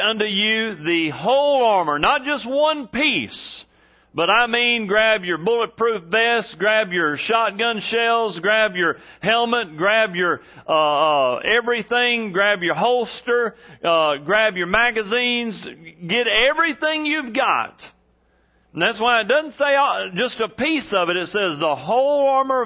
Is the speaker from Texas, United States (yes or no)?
yes; East Texas, United States; where I grew up in East Texas